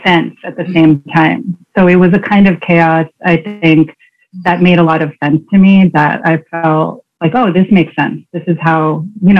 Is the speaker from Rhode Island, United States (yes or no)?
no; Queens, New Jersey, United States; I was born in Queens. You know, so not, I wasn't born in the suburbs. And then at some point we moved to New Jersey to like a quiet, very white suburb